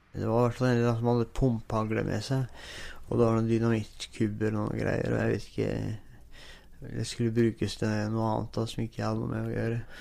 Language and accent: Norwegian; Moss, Østfold, Norway; moved away; also born or lived in Nordfjord, Sogn og Fjordane; Jeg ble født i Moss da, i 1980